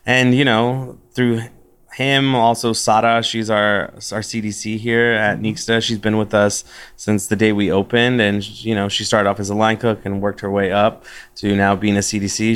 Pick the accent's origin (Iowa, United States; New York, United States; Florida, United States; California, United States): California, United States; West Covina; now in Austin, United States; I was born in West Covina, California, which is in uh, in the San Gabriel Valley in uh, Los Angeles